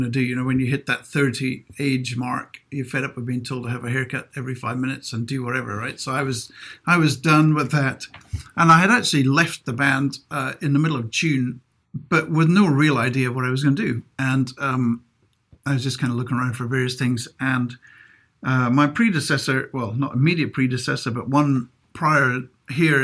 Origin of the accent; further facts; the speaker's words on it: Inverness, Scotland, United Kingdom; moved away; I'm from Inverness, so I would have gone to the North Scotland Divisional Music School